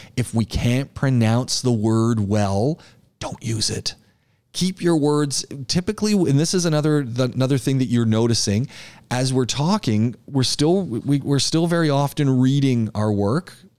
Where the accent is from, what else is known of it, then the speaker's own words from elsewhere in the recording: Canada; now in United Arab Emirates; I'm Canadian